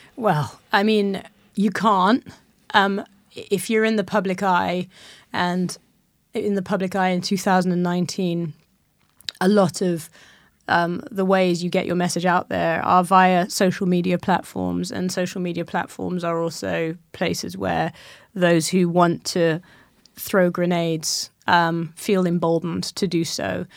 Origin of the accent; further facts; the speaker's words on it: Malawi; I was born in Malawi, that's where my mother's from